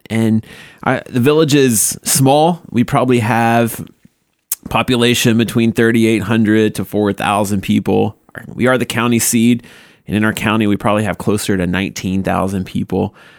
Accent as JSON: {"language": "English", "town": "Paulding", "region": "Ohio", "country": "United States", "said": "I'm from Paulina, Ohio"}